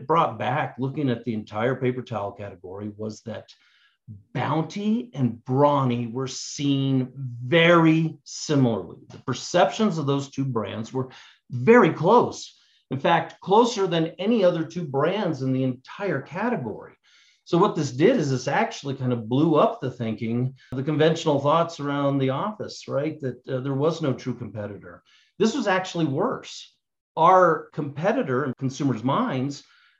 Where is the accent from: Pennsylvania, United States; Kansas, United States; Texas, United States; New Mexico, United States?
New Mexico, United States; Albuquerque; moved away as an adult; also born or lived in Cincinnati / Atlanta; I grew up here in Albuquerque